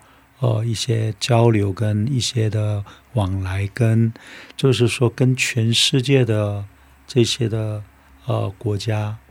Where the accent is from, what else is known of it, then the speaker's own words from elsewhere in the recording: South Korea; 因为我是在韩国出生